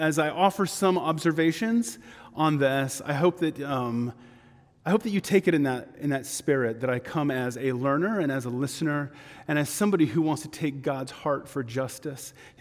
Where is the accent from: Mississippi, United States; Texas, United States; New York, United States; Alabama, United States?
Texas, United States; I am from Texas